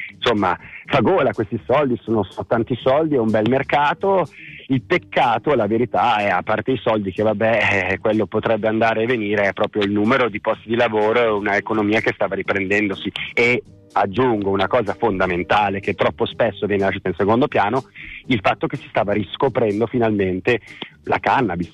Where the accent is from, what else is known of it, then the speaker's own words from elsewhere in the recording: Milan, Lombardy, Italy; io sono di Milano